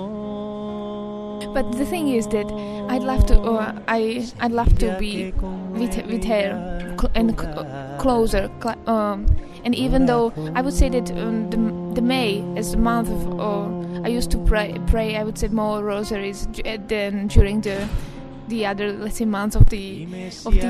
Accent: Slovakia; I'm from Slovakia

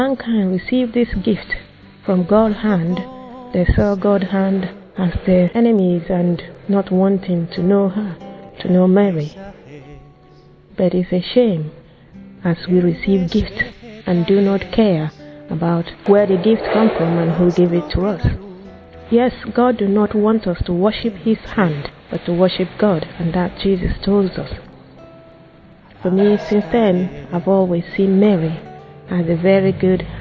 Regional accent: Nigeria; I'm from Nigeria and I'm 33 years old

